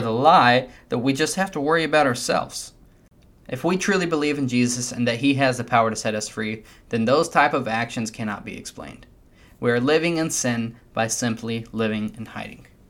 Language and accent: English; United States; As American Christians